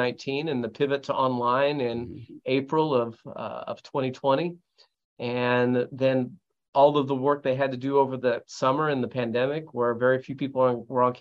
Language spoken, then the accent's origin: English; near Champaign-Urbana, Illinois, United States; moved away as an adult; also born or lived in Chicago / Montreal, Canada; now in Waco, United States; I grew up near Champaign, Urbana in Illinois